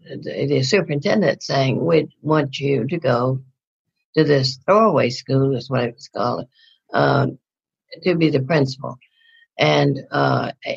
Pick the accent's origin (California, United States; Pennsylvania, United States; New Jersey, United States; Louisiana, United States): Louisiana, United States; North; moved away; also born or lived in Houston, Texas; I grew up in North Louisiana.